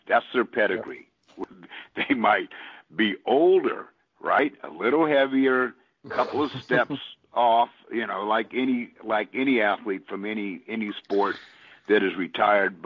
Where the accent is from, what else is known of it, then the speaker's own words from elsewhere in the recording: Austin, Texas, United States; my home state, my hometown, and it will be here in Texas, in Austin